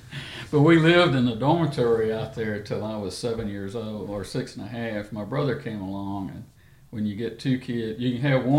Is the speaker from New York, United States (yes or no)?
no; Pearl, Mississippi, United States; now in Athens, Texas, United States; I'm from central Mississippi. I grew up in the Jackson, Mississippi area in a little town called Pearl, Mississippi.